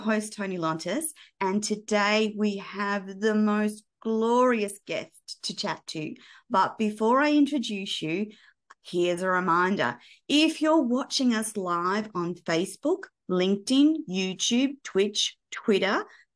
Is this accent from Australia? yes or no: yes; Australia; as an Australian